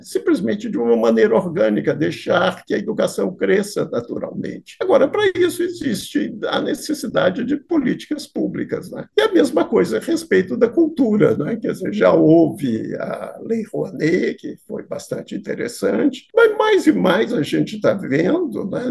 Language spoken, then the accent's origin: Portuguese; Minas Gerais, Brazil; sendo mineiro e tendo feito o curso de letras